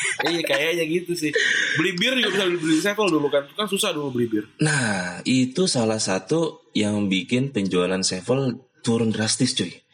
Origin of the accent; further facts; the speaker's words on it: Cengkareng, Jakarta, Indonesia; gue dari kecil bokap gue gede di Cengkareng gue gede di Cengkareng juga